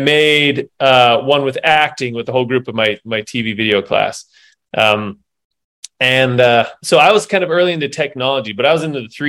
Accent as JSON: {"language": "English", "town": "Salt Lake City", "region": "Utah", "country": "United States", "tie": "born or raised there", "said": "I grew up here in Salt Lake City by the University of Utah, by the hospital"}